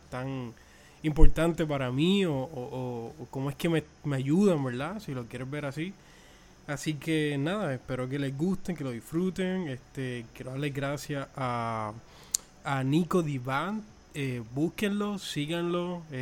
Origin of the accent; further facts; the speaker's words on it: Puerto Rico; Soy de Puerto Rico, eh, la isla del encanto, la isla del cordero. Eh, apenas tengo 25 años.